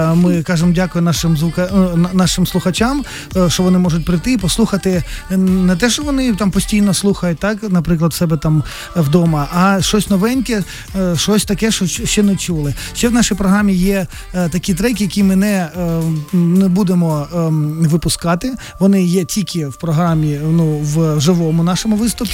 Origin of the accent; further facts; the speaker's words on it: Kremenchuk, Poltava Oblast, Ukraine; ми з Кременчука, Кременчук маленьке місто